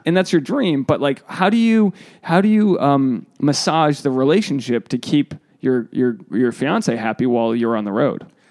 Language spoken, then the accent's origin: English; East Coast, United States; moved away; I'm from, you know, I'm from the East Coast